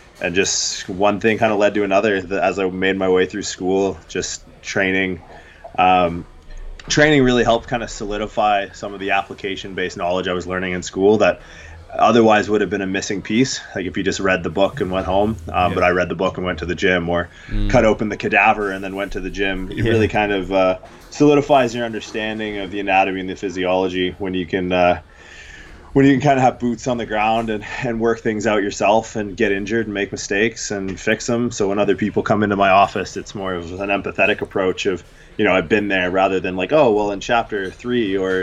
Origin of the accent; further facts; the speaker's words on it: Canada; growing up in Canada